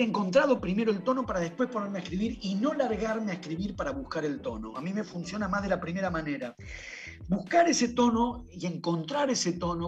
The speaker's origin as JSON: {"language": "Spanish", "region": "Buenos Aires", "country": "Argentina", "said": "yo soy de Buenos Aires"}